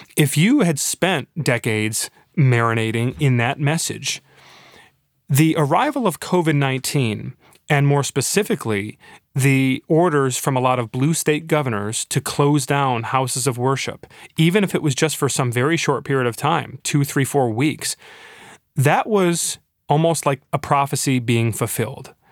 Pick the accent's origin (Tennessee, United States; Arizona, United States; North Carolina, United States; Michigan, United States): Michigan, United States; Floodgate in my hometown